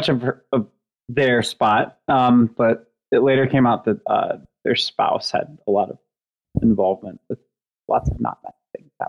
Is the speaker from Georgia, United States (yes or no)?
yes; Atlanta, Georgia, United States; I grew up in Atlanta.